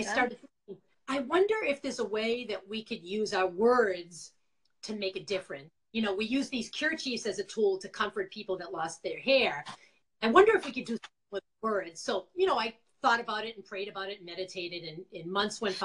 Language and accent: English; Quincy, Massachusetts, United States; accent: Boston; moved away as an adult; now in Connecticut, United States; I am from Quincy, Massachusetts, originally all my life with my Boston accent still. I've lived in Connecticut for about 20 years